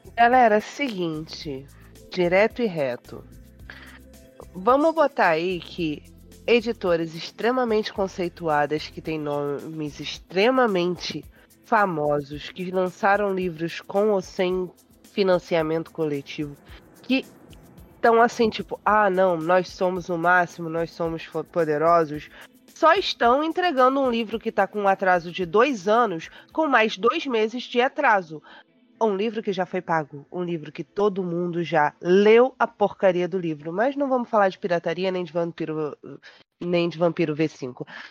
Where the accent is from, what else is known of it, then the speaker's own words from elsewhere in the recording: Brazil; Eu sou brasileira, eu sou pobre e eu sou assalariada